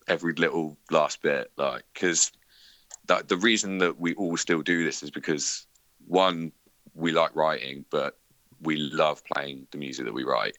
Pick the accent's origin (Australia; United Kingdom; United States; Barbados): United Kingdom; Bournemouth, South West England; I'm from Bournemouth, and there's like a nice beach in Bournemouth. I'm very happy with where I live.